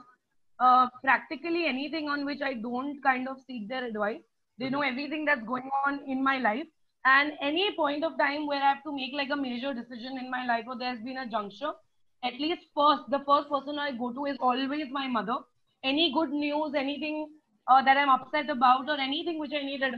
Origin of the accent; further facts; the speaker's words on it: Pune, Maharashtra, India; moved away as an adult; also born or lived in Ahmedabad / Vellore; I was born in Ahmedabad, brought up in Pune. And I've done most of my schooling in Pune itself